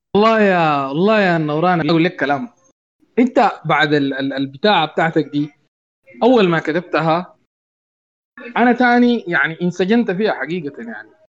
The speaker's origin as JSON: {"language": "Arabic", "country": "Sudan", "said": "أنا كزول سوداني بسيط"}